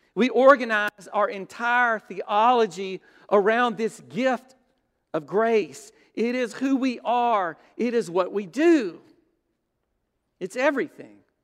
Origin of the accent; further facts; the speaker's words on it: Brookhaven, Mississippi, United States; There was a big steeple church in Brookhaven